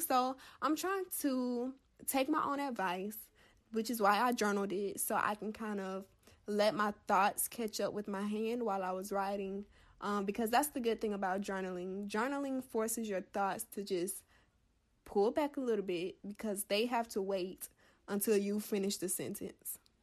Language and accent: English; the South, United States; a Black woman from the South